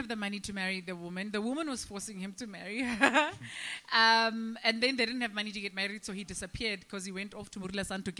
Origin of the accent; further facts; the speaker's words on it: Free State, South Africa; now in Johannesburg, South Africa; I grew up in the Free State